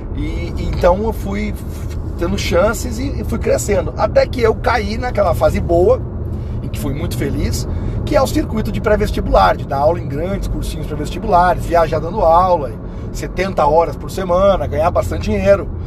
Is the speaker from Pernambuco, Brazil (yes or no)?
no; Palmas, Paraná, Brazil; eu nasci em Palmas, no Paraná, tem 30 mil habitantes, cidade maravilhosa, amo aquele local